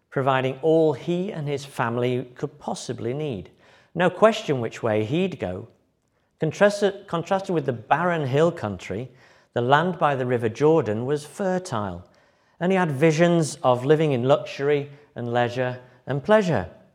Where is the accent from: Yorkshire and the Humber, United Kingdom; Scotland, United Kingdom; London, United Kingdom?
Yorkshire and the Humber, United Kingdom; moved away as an adult; also born or lived in Liverpool / Germany / Brighton; When I moved from Yorkshire to, uh, university in Liverpool